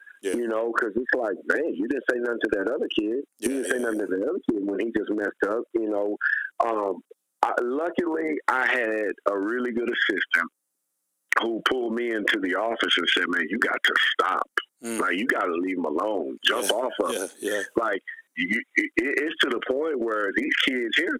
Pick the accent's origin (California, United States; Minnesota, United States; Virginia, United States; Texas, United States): Texas, United States; San Antonio; moved away; I'm from San Antonio